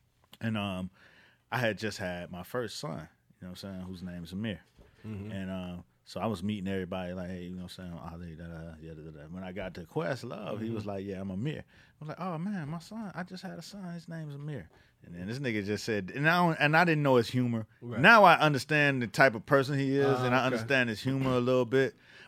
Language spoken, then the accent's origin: English; Philadelphia, Pennsylvania, United States; Hey, Sal, yes, I grew up in Philadelphia.